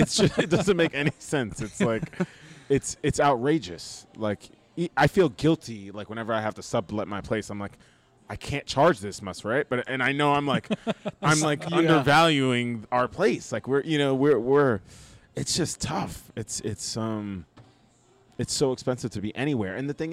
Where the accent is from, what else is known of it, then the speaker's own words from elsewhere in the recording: New York City, New York, United States; also born or lived in Bronx, New York / Brooklyn, New York; Born in the Bronx, grew up in Staten Island, New York, now live in Brooklyn.